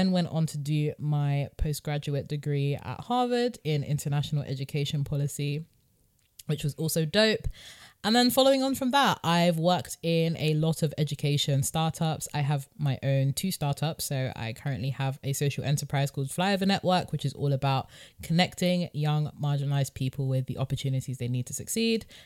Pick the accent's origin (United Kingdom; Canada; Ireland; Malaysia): United Kingdom; London; so I was born and raised in North London. Um, went to a state school in North London with Courtney actually